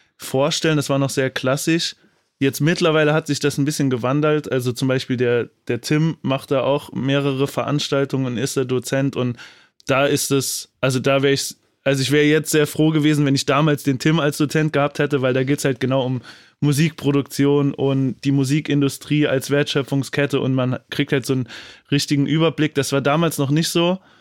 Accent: Saarland, Germany; ich bin gebürtig auch aus dem Saarland

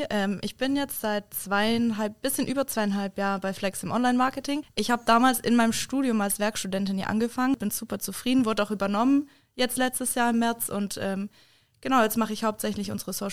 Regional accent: Kassel, Hesse, Germany; Ich komme äh, ursprünglich aus Kassel.

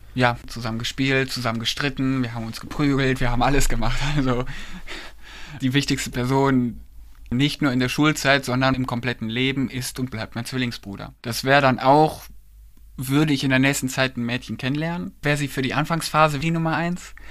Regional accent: Kleve, North Rhine-Westphalia, Germany; ich bin in Kleve geboren und aufgewachsen

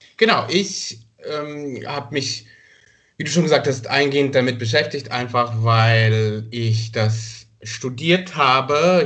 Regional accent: Rwanda; moved away; eine Verfilmung seiner Geschichten immer als Kind in Ruanda gesehen

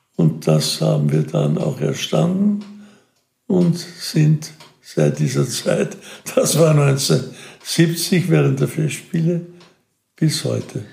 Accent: Wiener Neustadt, Lower Austria, Austria; also born or lived in Burgenland; Ich komme aus Wiener Neustadt

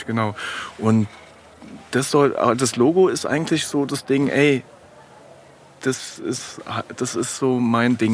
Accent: Frankfurt, Hesse, Germany; als Frankfurter Bub

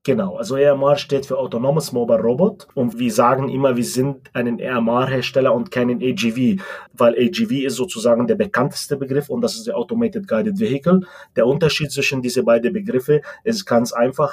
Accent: Lebanon; moved away as an adult; also born or lived in Munich, Germany / Spartanburg, United States; now in Germany; Ich komme ursprünglich aus dem Libanon, bin mit 18 Jahren sozusagen nach Deutschland gekommen, um hier mein Studium zu verfolgen

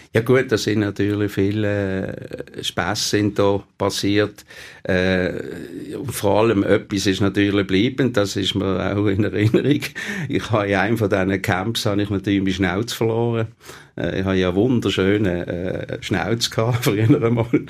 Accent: Basel, Basel-Stadt, Switzerland; nicht weit war von meinem Geburtsort, dem Kleinbasel.

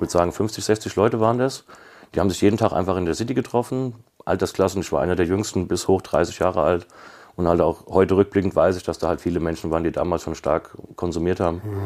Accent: Kaiserslautern, Rhineland-Palatinate, Germany; ich komme aus Kaiserslautern. Also ist eine, eine Säuferstadt, würde ich jetzt mal sagen

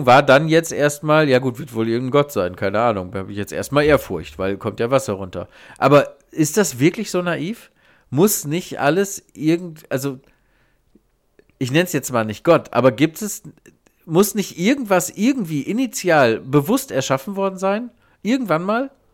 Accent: Germany; ich als Deutscher

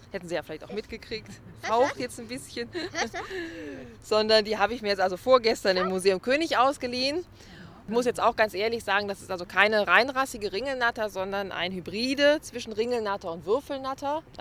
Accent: Oberkassel, North Rhine-Westphalia, Germany; Wir kommen zwar aus Oberkassel, aber man erfährt doch einiges Neues.

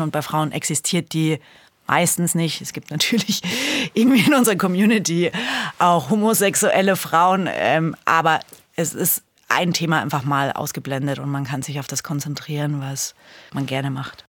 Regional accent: Bamberg, Bavaria, Germany; moved away; ich komme ja eigentlich aus Bamberg und habe da auch da früher angefangen mit Mountainbiken

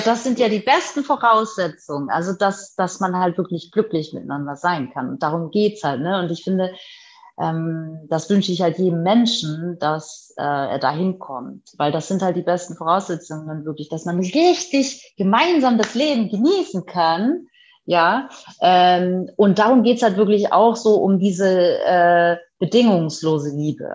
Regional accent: Hamburg, Germany; Ich bin sozusagen auf dem Land aufgewachsen, richtiges Landei

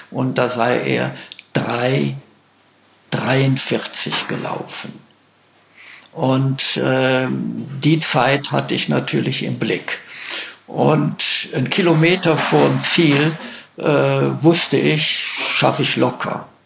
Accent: Schleswig-Holstein, Germany; ja, wir haben, ich bin aus Schleswig-Holstein, wir haben auch einen

